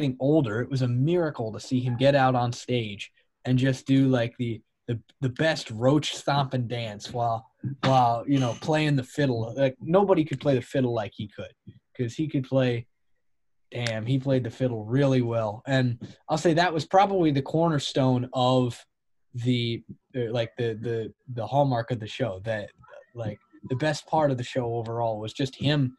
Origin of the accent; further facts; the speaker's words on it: Connecticut, United States; my hometown in Connecticut